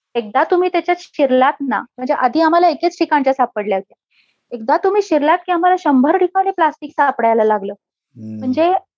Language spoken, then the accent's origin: Marathi; Pune, Maharashtra, India; moved away as an adult; also born or lived in San Francisco, United States; अतिशय आनंदी बालपण गेलं पुण्यात आम्ही शनिवार पेठेमध्ये राहायचो